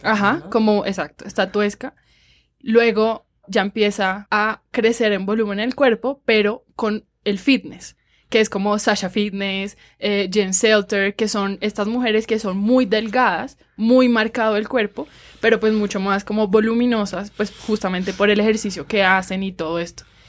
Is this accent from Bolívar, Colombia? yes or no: yes; Cartagena, Bolívar, Colombia; yo nací en Cartagena